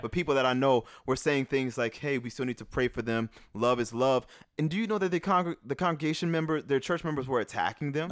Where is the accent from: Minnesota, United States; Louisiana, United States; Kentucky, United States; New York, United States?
Louisiana, United States; New Orleans; moved away; growing up in New Orleans